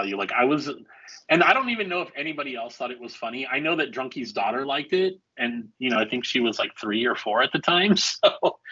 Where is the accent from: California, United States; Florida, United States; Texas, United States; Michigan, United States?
Texas, United States; El Paso; moved away; where I grew up in Texas in El Paso